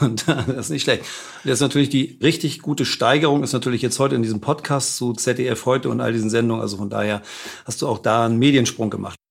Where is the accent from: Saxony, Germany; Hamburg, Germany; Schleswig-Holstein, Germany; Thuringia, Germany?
Hamburg, Germany; als Hamburger hat man, glaube ich, auch ohnehin, jetzt wenn man da gebürtig ist und damit aufgewachsen ist